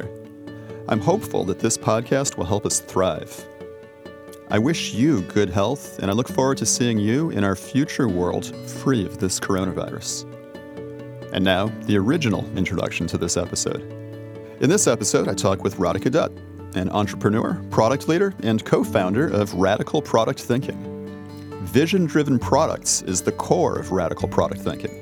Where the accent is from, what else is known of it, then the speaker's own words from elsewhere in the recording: United States; the United States, my home country